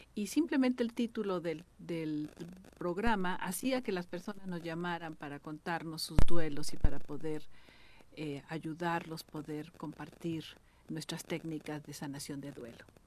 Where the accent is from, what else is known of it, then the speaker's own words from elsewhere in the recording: Mexico; yo nací en México, pero tres de mis hermanos son colombianos, cuatro somos mexicanos